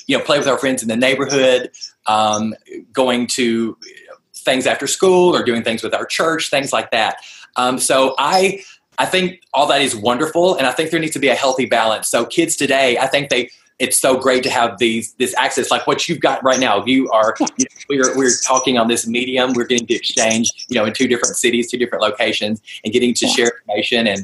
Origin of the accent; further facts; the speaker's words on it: Nashville, Tennessee, United States; now in Los Angeles, United States; I'm originally from Nashville, so all of my real family is over there